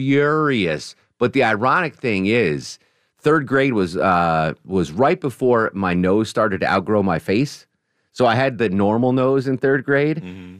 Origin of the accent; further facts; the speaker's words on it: Wisconsin, United States; As a girl growing up in Wisconsin, picture day a big deal in Wisconsin and for a girl?